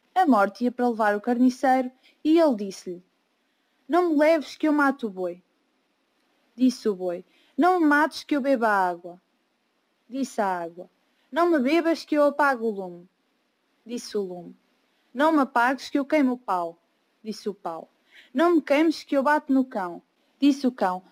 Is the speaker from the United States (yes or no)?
no; Portugal; tenho 17 anos e sou de Portugal.